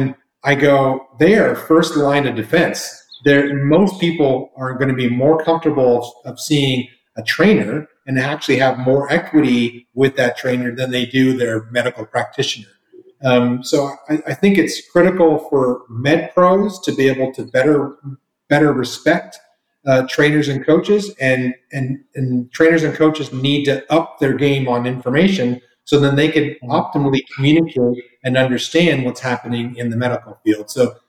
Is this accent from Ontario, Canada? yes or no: yes; Toronto, Ontario, Canada; also born or lived in Florida / California / Colorado; now in Texas, United States; Then, let me step back. I'm Canadian, so I started off in Toronto, home of the best hockey team in the land.